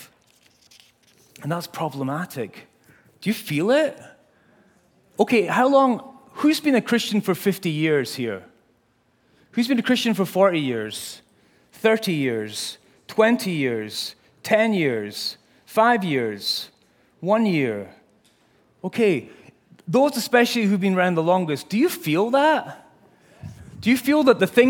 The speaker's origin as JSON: {"language": "English", "region": "Scotland", "country": "United Kingdom", "moved": "yes", "lives_now": "United States", "said": "I'm from Scotland"}